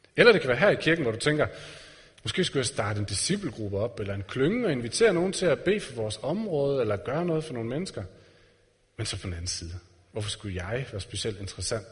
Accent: Denmark

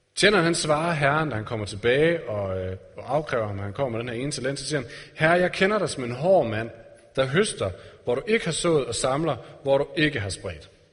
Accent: Denmark

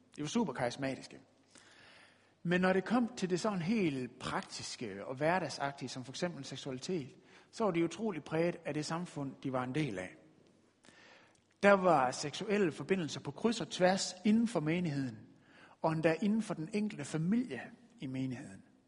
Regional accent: West Jutland, Denmark; vi er jo fra Vestjylland af

